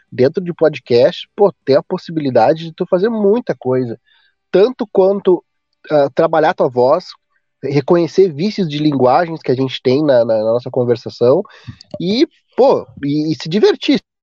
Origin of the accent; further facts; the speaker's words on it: Porto Alegre, Rio Grande do Sul, Brazil; meu sotaque, eu sou do sul aqui, né, Porto Alegre